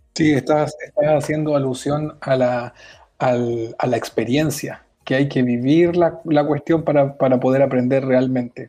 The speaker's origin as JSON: {"language": "Spanish", "country": "Chile", "moved": "as an adult", "lives_now": "Barcelona, Spain", "said": "siendo los dos chilenos y estando acá en Barcelona"}